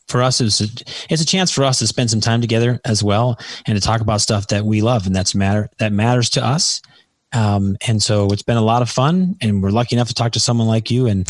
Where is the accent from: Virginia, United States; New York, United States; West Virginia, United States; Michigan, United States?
New York, United States; so we grew up in New York and we're raised Roman Catholics and we were altar boys.